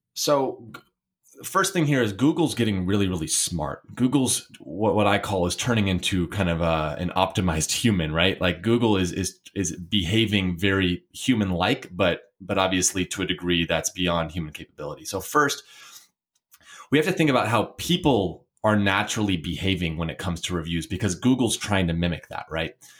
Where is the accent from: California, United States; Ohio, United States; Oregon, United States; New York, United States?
Oregon, United States; Portland; I'm from Portland, Oregon